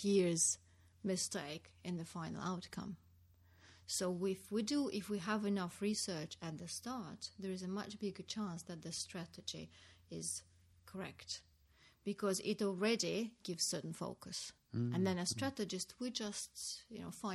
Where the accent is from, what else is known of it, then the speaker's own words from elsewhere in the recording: Samara, Samara Oblast, Russia; moved away; I grew up in a city called Samara